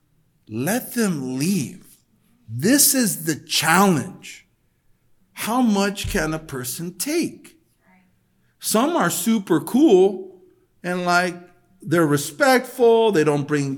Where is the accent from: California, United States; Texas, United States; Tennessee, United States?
California, United States; El Monte; I was brought up that way in El Monte.